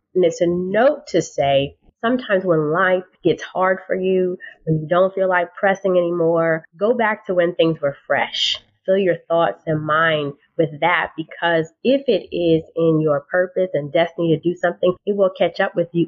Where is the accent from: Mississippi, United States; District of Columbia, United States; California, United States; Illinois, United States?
District of Columbia, United States; Washington; I grew up in the Washington, D.C. area